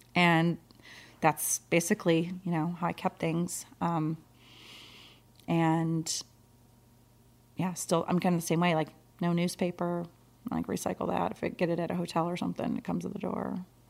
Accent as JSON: {"language": "English", "region": "Michigan", "country": "United States", "tie": "born or raised there", "said": "I was born and raised in Michigan"}